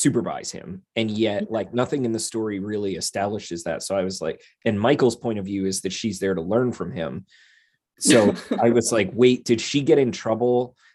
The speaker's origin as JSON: {"language": "English", "region": "Pennsylvania", "country": "United States"}